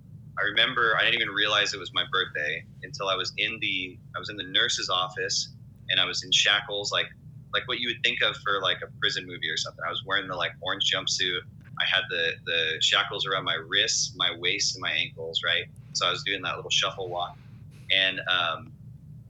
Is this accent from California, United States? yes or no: yes; Riverside, California, United States; I'm from Riverside, California, born and raised